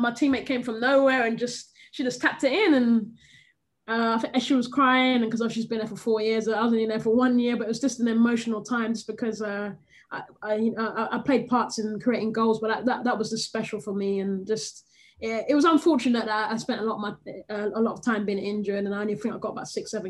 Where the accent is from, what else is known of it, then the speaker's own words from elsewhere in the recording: England, United Kingdom; moved away as an adult; now in United States; not feeling like I'm being accepted in my home country